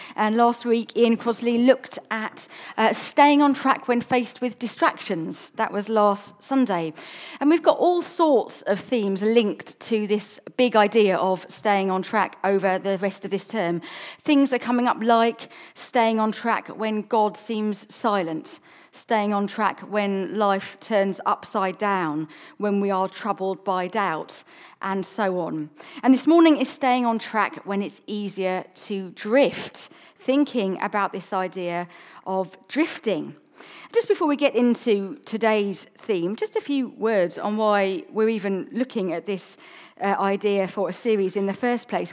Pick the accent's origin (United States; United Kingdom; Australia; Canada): United Kingdom; South Coast, England; also born or lived in London; now in Chichester, United Kingdom; I grew up on the South Coast